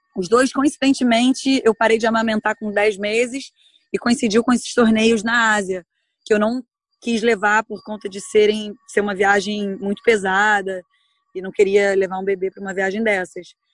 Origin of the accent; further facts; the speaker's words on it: Brazil; eu sou do Brasil